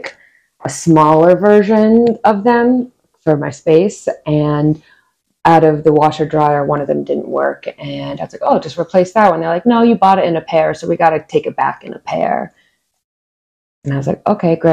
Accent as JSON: {"language": "English", "region": "northern New Jersey", "country": "United States", "tie": "born or raised there", "moved": "yes", "said": "Originally born and raised in New Jersey, northern New Jersey"}